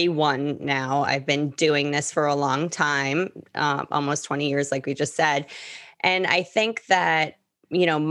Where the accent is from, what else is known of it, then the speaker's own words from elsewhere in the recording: New York, United States; moved away as an adult; now in Miami, United States; I'm based out of Miami. I'm originally from New York, but I've been in Miami for almost 16 years.